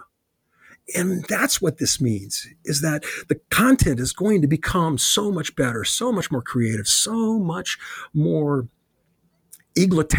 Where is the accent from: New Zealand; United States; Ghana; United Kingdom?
United States; Chicago, Illinois; when I grew up in Chicago